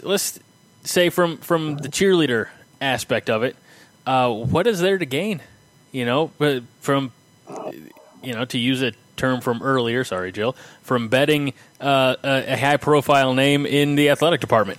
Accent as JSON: {"language": "English", "region": "Illinois", "country": "United States", "tie": "born or raised there", "said": "growing up in Illinois"}